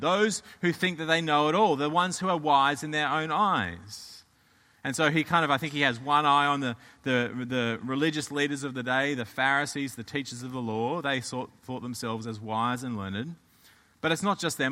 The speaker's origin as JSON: {"language": "English", "country": "Australia", "moved": "yes", "said": "I'm from Australia"}